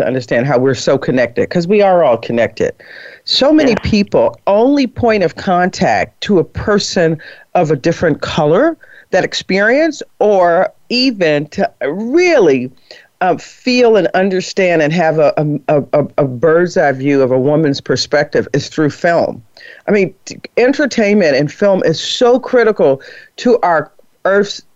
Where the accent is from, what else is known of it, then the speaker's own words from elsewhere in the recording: Harvey, Illinois, United States; I'm just from Harvey, Illinois